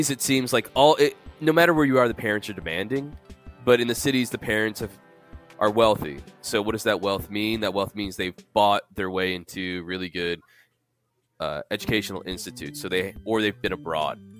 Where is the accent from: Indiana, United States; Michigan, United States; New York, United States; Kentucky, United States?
New York, United States; New York City; born there; I was born in the Bronx, so that's a pretty poor place.